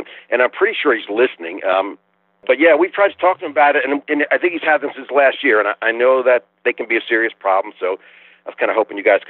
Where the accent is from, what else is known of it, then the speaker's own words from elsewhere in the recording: Texas, United States; I'm from Texas, but I am up in the Catskills right now.